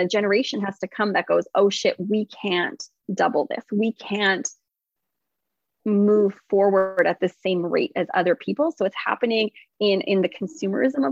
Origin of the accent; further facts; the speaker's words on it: Canada; I'm not from America, I'm from Canada